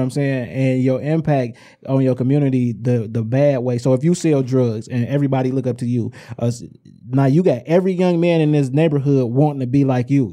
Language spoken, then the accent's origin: English; Inkster, Michigan, United States; I i am from Inkster.